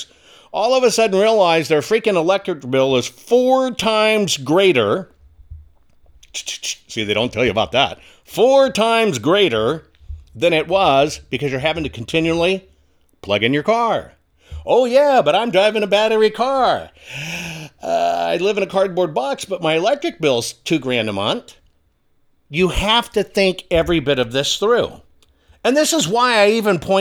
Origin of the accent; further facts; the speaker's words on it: Arkansas, United States; I'm from Arkansas.